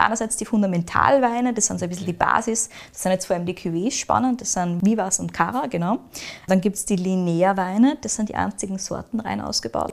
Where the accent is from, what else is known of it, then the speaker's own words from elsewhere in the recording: Austria; bei uns in Österreich